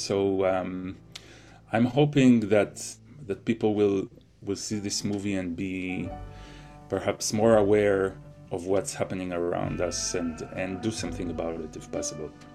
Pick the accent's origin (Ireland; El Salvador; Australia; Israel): Israel; moved away; growing up in Israel